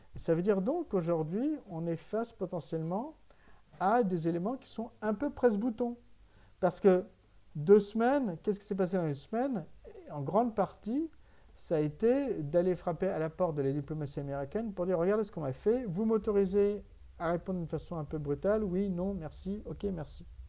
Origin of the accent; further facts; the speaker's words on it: France; en tant que Français